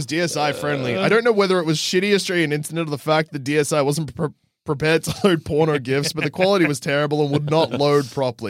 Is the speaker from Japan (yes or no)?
yes; Japan; I grew up in Japan where I was a horny teen.